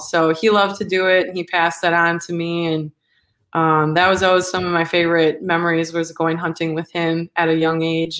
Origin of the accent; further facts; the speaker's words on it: Manitowoc, Wisconsin, United States; now in Milwaukee, United States; I'm from Wisconsin, born and raised from like the Manitowoc area, northeast Wisconsin. And I'm currently living in Milwaukee